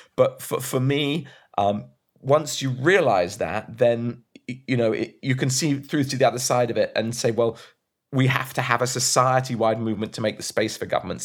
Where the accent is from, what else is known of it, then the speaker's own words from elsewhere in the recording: Brighton, South East England, United Kingdom; I'm from Brighton too